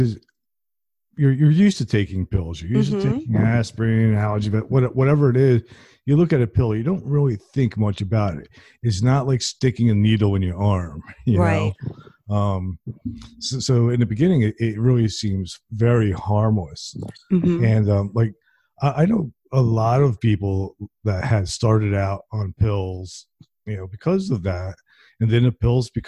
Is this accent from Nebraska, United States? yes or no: no; Princeton, New Jersey, United States; I'm from Princeton